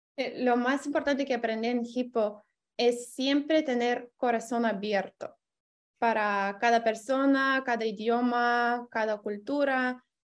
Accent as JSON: {"language": "Spanish", "country": "Lithuania", "second_language": "Spanish", "said": "soy de Lituania"}